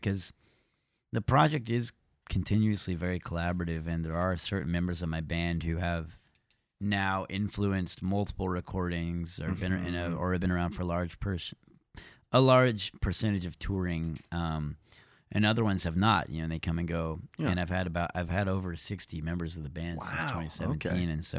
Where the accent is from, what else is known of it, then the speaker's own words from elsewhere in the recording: Nashville, Tennessee, United States; Born and raised in Nashville.